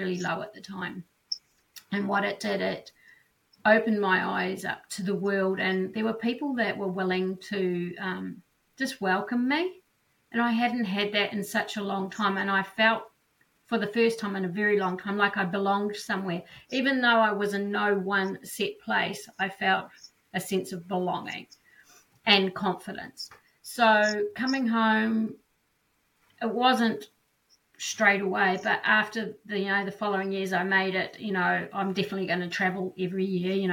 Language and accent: English; New Zealand; So I'm born and bred in New Zealand, so that's where I'm coming from today or tonight